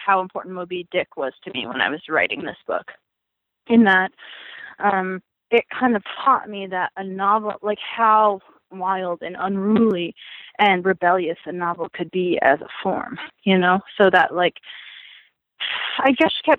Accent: Nevada desert, United States; me growing up in the Nevada desert

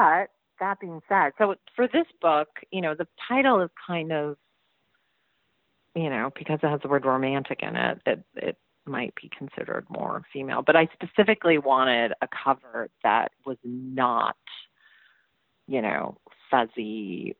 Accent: Massachusetts, United States; Massachusetts, which is my home state

